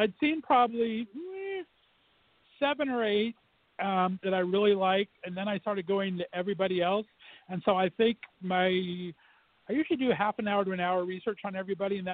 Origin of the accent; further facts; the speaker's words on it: California, United States; moved away as an adult; also born or lived in Northeast Ohio; now in Ohio, United States; was born and raised in California for 29 years, have been banished back to Northeast Ohio for 20